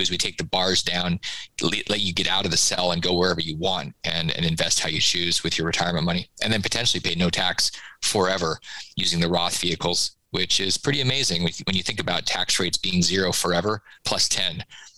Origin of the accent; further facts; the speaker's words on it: Florida, United States; it's not because I'm from Florida